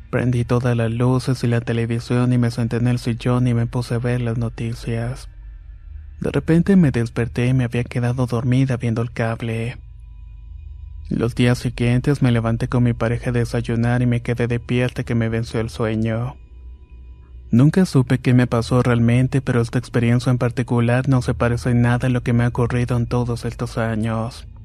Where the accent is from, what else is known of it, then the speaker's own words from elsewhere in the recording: Punta Arenas, Magallanes, Chile; Yo soy de Punta Arena, la doceava región.